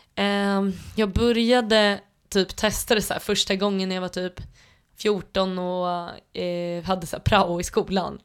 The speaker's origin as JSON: {"language": "Swedish", "town": "Tullinge", "region": "Stockholm County", "country": "Sweden", "tie": "born or raised there", "said": "jag är uppväxt ute i Tullinge"}